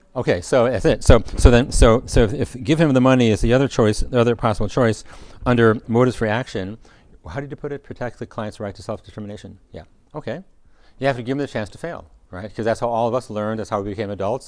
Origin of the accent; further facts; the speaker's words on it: United States; as, as American